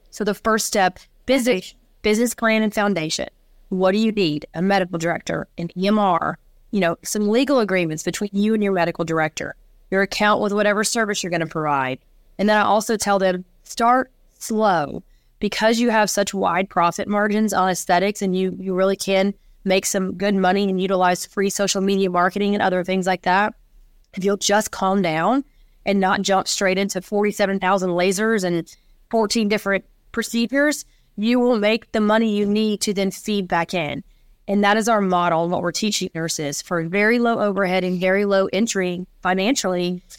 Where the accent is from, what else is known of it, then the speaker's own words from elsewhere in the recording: Nashville, Tennessee, United States; we grew up and born and raised in Nashville, Tennessee